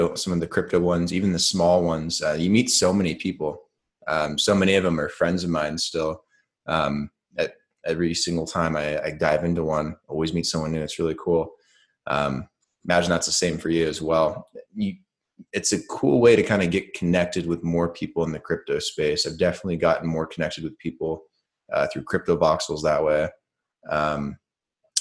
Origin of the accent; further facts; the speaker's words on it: Oregon, United States; also born or lived in Las Vegas, Nevada; now in Colombia; Like I grew up in Oregon and also spent a lot of time in Vegas, which is kind of where I'm from